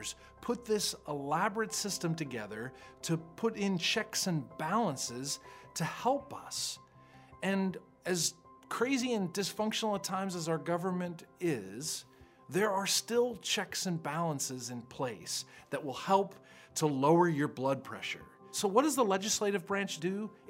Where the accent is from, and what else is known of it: United States